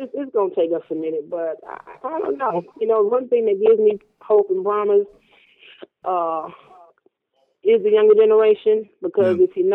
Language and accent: English; Miami, Florida, United States; down here, growing up in Miami, you know, I was exposed to multicultures at a young age